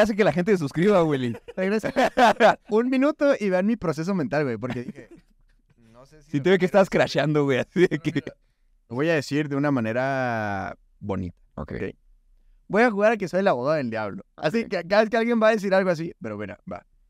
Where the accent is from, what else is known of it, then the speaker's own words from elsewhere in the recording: Hidalgo del Parral, Chihuahua, Mexico; me preguntan de dónde eres de Parral, le digo, sí